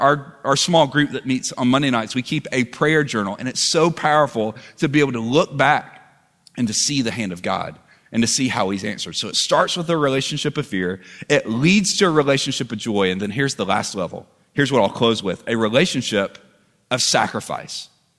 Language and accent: English; Southern United States, United States; I'm not just worshiping because that's what I've always done growing up in the South.